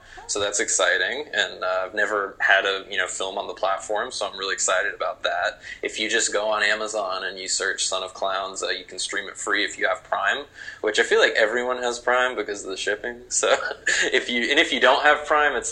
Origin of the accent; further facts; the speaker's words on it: Raleigh, North Carolina, United States; moved away as an adult; now in Louisiana, United States; my hometown of Raleigh, North Carolina